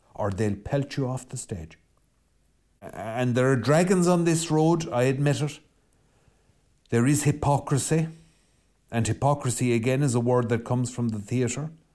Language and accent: English; west of Ireland, Ireland; I'm Irish and I'm from the West